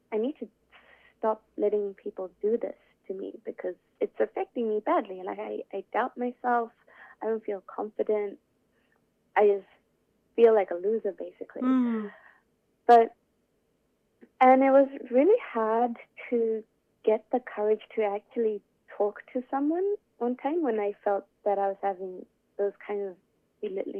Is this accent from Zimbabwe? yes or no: yes; Zimbabwe; now in Melbourne, Australia; I'm from Zimbabwe, where it's always nice and sunny, but Melbourne is not